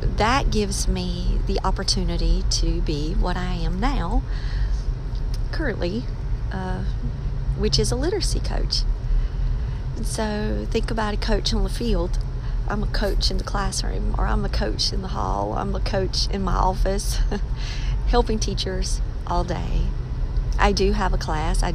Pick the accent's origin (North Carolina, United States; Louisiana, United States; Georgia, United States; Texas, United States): North Carolina, United States; Maxton; where I'm from a small town, Maxton. It's in Robeson County in North Carolina.